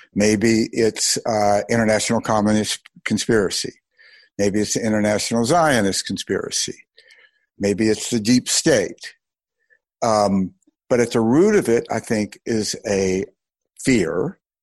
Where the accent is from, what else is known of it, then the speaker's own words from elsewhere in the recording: Mississippi, United States; I grew up in Mississippi during the Mississippi burning days